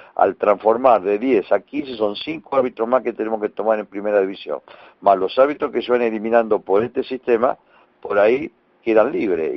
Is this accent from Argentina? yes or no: yes; Argentina